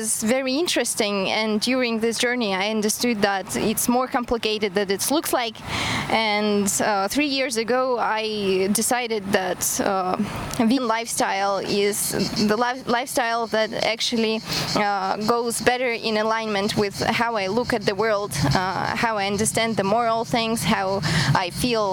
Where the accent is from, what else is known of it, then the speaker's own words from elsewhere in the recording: Kazakhstan; English is a second language; moved away as an adult; also born or lived in Germany; now in Cyprus; I'm from Kazakhstan, and I moved to Cyprus 3 years ago because my husband was invited to work here